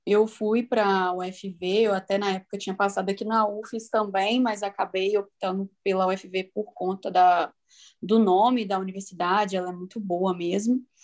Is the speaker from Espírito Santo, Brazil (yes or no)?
yes; Vitória, Espírito Santo, Brazil; moved away; also born or lived in Viçosa; eu sou do Espírito Santo. Hum, eu sou de é Vitória.